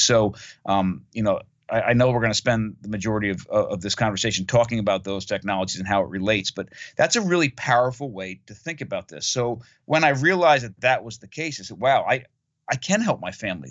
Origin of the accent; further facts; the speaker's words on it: Monmouth County, New Jersey, United States; I grew up in Monmouth County, New Jersey, on the East Coast of North America